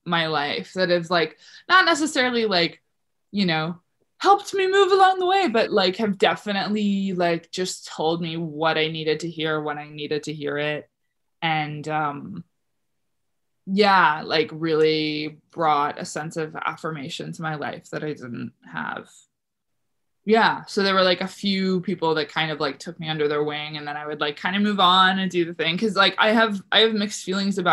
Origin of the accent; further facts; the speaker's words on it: Hebron, Prince Edward Island, Canada; moved away; also born or lived in O'Leary / Charlottetown; I grew up in a place called Hebron, which was like 20 minutes outside of O'Leary.